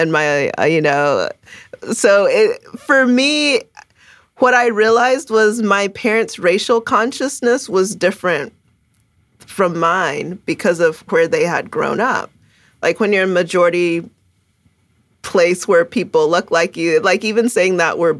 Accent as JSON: {"language": "English", "country": "Ghana", "tie": "born or raised there", "also_born_or_lived": "Canada", "first_language": "Twi", "second_language": "English", "said": "So I was born in Canada. So I came from the cold weather, but quickly, when I was two, we moved to Ghana. So, you know, I was reminded of who I am. And my first language is Tree, and actually lived with my grandmother in Ghana."}